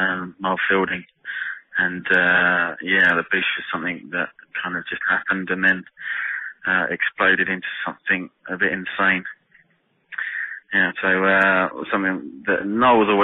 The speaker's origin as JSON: {"language": "English", "town": "Rayleigh", "region": "East of England", "country": "United Kingdom", "tie": "born or raised there", "said": "I was born and bred in Rayleigh, fairly in Essex."}